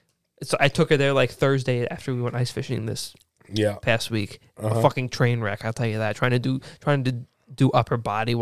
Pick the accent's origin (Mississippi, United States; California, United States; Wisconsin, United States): Wisconsin, United States; we're from Wisconsin.